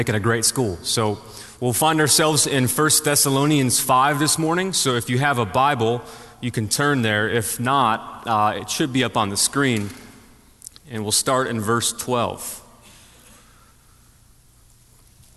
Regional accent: Buffalo, New York, United States; moved away; I'm originally from Buffalo, New York

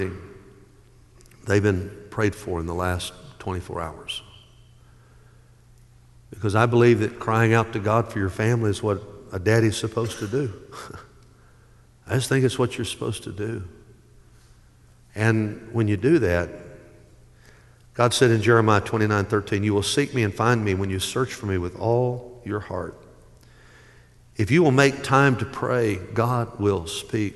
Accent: Dyersburg, Tennessee, United States; I grew up in Dyersburg, Tennessee

